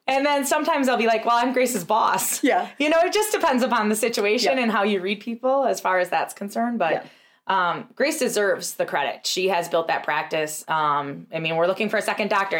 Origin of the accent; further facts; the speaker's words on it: Tomahawk, Wisconsin, United States; we had an amazing practice in Tomahawk, which was our first location, is my hometown.